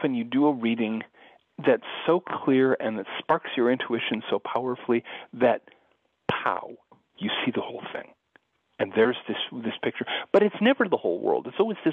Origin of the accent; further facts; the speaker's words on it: United States; also born or lived in Rhode Island; as an American born and bred